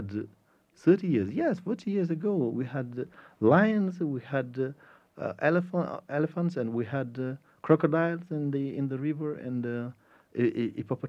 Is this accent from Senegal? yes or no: yes; Senegal; English is a second language; I am from Senegal, and I am the Secretary General of a Federation of Grassroots Organizations, Village Associations in the north of the country